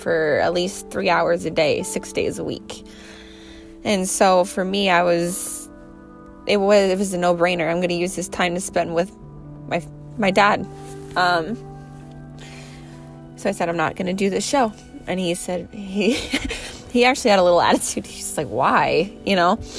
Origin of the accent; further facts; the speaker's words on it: United States; I'm going to win in our hometown. I'm going to win in my hometown